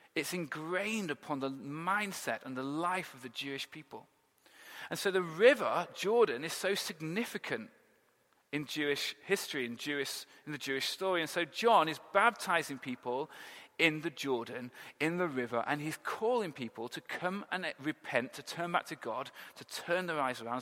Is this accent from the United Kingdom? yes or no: yes; England, United Kingdom; we're English